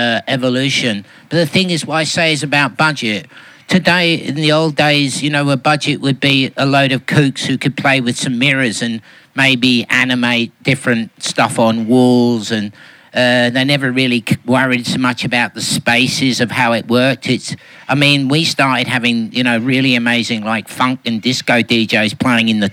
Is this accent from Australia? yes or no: yes; Melbourne, Victoria, Australia; I'm from Melbourne